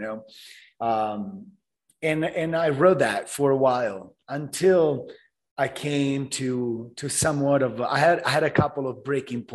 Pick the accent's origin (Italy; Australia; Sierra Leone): Italy; moved away as an adult; now in Miami, United States; I was born and raised in Italy.